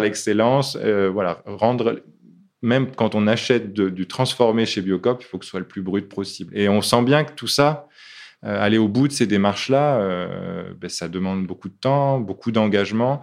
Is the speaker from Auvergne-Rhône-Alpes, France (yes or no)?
no; Lille, Hauts-de-France, France; moved away; also born or lived in Africa / Annonay; je suis lillois au départ